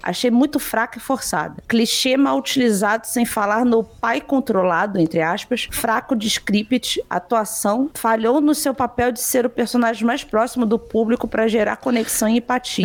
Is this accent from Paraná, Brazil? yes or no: no; Rio de Janeiro, Brazil; sou do Rio de Janeiro